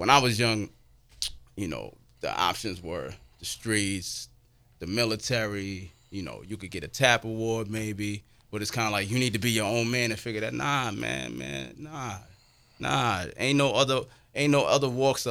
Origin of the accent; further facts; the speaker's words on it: New York City, New York, United States; I come from Jamaica, Queens, where there were a limited amount of father figures in the home through elementary school, through high school